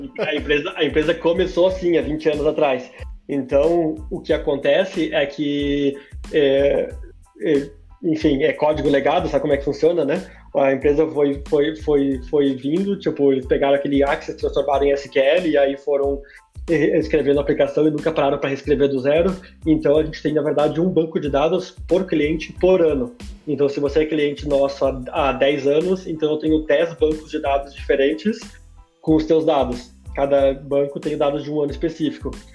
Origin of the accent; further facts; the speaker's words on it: Caxias do Sul, Rio Grande do Sul, Brazil; moved away as an adult; also born or lived in Florianópolis, Brazil / Netherlands; now in Canada; saí de Caxias do Sul, lá na Serra Gaúcha, tomando meu vinho, comendo, comendo salame com queijo e, e, e hoje estou aqui no Canadá